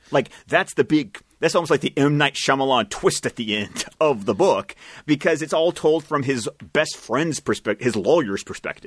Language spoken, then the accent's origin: English; Scotland, United Kingdom; I speak as a Scot